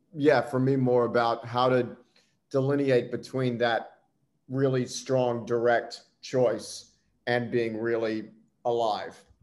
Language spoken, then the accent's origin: English; United States; moved away as an adult; fellow American